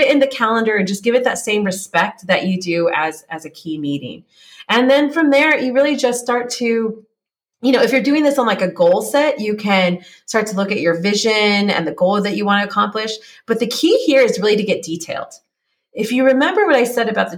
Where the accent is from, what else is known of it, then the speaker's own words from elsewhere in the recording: California, United States; moved away as an adult; now in Czech Republic; I grew up in California. I live in Czech Republic now.